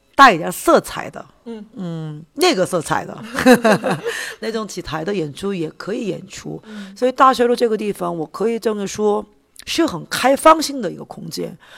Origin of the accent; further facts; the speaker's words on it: South Korea; Chinese is a second language; 我是来自韩国的导演